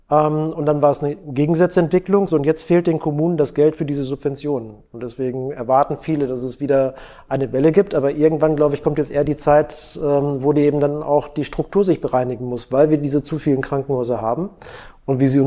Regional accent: Schleswig-Holstein, Germany; Ich bin auch Schleswig-Holsteiner.

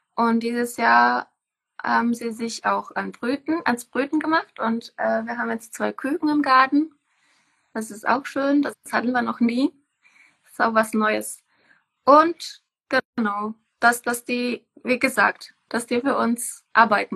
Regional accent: Czechia; moved away as an adult; now in Germany; ich komme aus Tschechien. Ich bin hier äh, eigentlich nach Deutschland gekommen, um hier zu leben

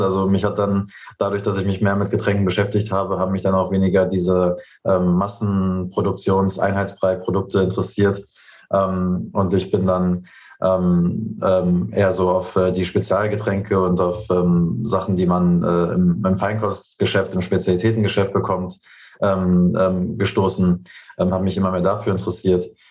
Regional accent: Berlin, Germany; also born or lived in Canada; ich bin Urberliner, ich bin hier geboren, aufgewachsen

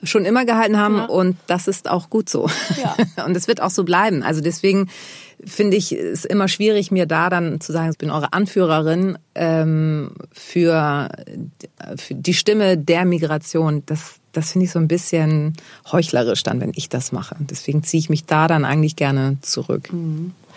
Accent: Germany; dass ich in Deutschland äh, geboren bin, bin ich halt auch Deutsche

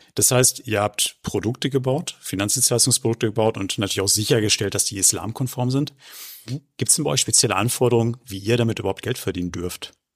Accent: Germany; bei uns in Deutschland

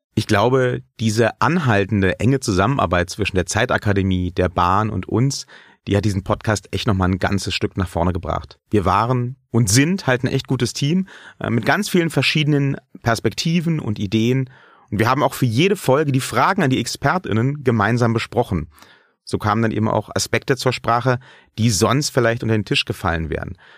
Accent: Germany; ich bin nun mal ein in Deutschland geborener weißer Mann Mitte 30

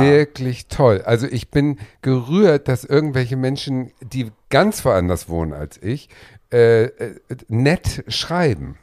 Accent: Schleswig-Holstein, Germany; Das Gut ist ja sechs Kilometer von meinem Heimatort entfernt

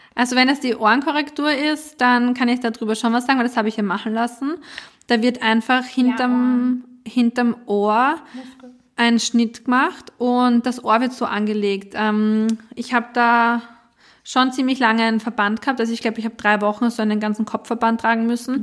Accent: Austria; bei uns in Österreich

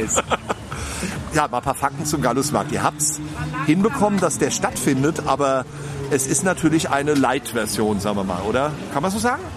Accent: Hesse, Germany; bei uns in Hessen

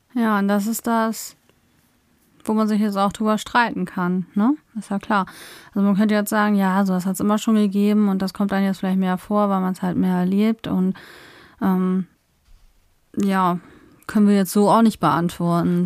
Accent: Northern Germany, Germany; bin ja schon immer in Norddeutschland aufgewachsen, also ich bin hier aufgewachsen und habe hier immer gelebt

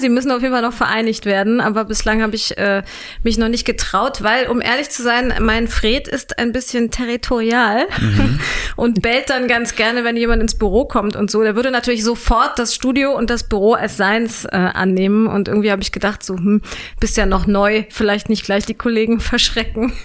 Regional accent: Hanover, Lower Saxony, Germany; accent: Hochdeutsch; also born or lived in Würzburg / Göttingen; ich bin in Hannover aufgewachsen

